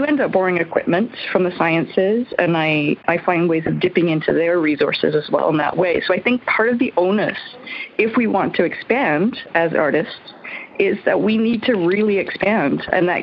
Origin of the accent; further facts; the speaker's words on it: Newfoundland and Labrador, Canada; I'm from Newfoundland. currently calling from Cornerbrook